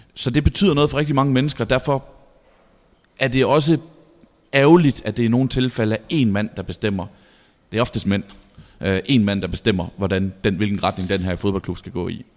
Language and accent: Danish; Vejle, Southern Denmark, Denmark; moved away; Vejle, hvor jeg kommer fra